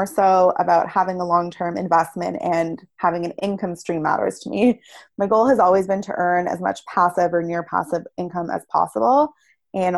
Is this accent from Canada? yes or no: yes; Toronto, Ontario, Canada; I grew up in Toronto and it's where I currently live